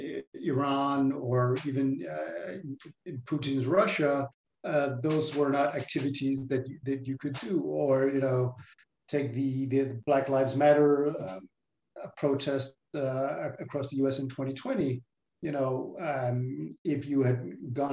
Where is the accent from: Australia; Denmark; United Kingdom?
Denmark; I grew up in Denmark